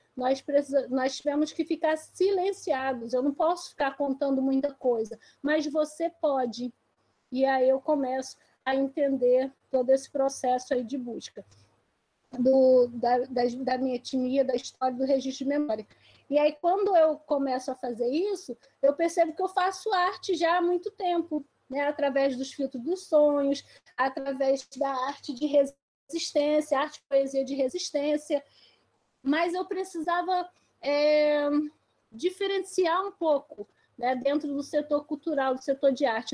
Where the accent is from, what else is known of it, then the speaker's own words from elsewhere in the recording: Baixada Fluminense, Rio de Janeiro, Brazil; also born or lived in Esperança, Paraíba / Lagoa do Mato, Paraíba; Eu nasci em Esperança, Paraíba, mas eu cresci em Lagoa do Mato, então não nasci em aldeia, mas eu faço parte do Cariri, né, da, de Esperança, minha avó, minha bisa, minha mãe. E hoje eu cresci lá, mas vim para o Rio de Janeiro. Né? Então, vim para o Rio de Janeiro com quase oito anos é, e fiquei aqui na Baixada Fluminense